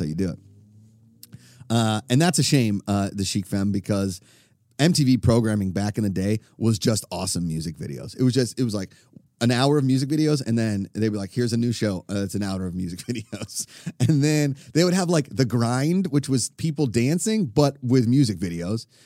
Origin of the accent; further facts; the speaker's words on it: Pittsburgh, Pennsylvania, United States; I grew up in Pittsburgh